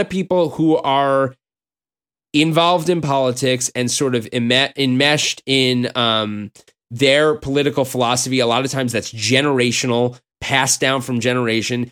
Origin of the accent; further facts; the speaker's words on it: United States; I'm an American Jew